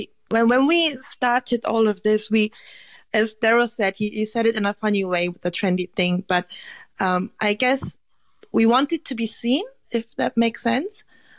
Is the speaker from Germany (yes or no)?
yes; Germany; now in Australia; also, I grew up in Germany, so I just made it back to Korea, so I was a bit reluctant to change the country again.